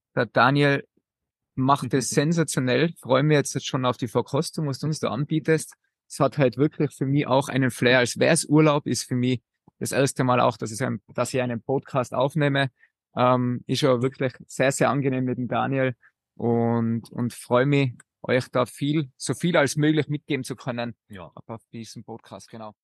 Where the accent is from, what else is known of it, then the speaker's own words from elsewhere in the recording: Austria; bei uns in Österreich